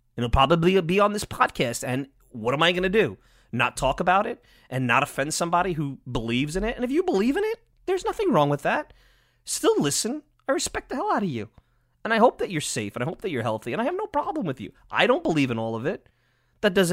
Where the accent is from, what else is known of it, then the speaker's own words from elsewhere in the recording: Long Island, New York, United States; I'm biased from Long Island